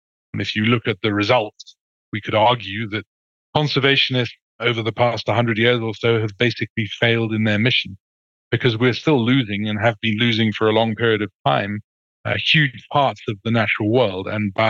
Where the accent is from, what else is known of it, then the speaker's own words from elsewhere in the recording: Kenya; now in Kigali, Rwanda; I was born in Kenya, in an area of Western Kenya, which is famous for its tea plantations, but where there is a huge, great montane rainforest called the Mau Forest. And that was my stamping ground as a kid.